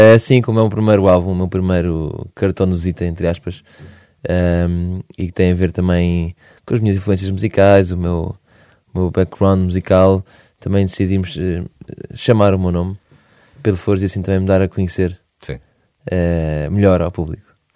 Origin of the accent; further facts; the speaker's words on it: Portugal; accent: Portuguese; o nosso sotaque português